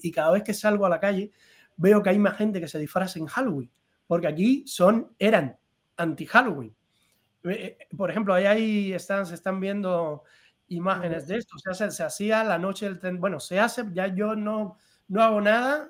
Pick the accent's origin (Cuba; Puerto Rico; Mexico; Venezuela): Cuba; moved away as an adult; also born or lived in Madrid; now in Spain; yo me fui de Cuba.